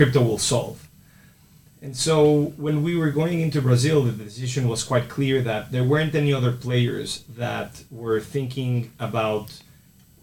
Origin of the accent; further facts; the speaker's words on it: Mexico; moved away; also born or lived in United States; So I'm originally from Mexico, and then I spent 10 years in the States.